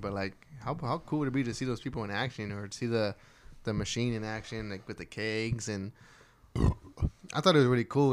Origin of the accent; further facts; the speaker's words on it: Texas, United States; we're from Texas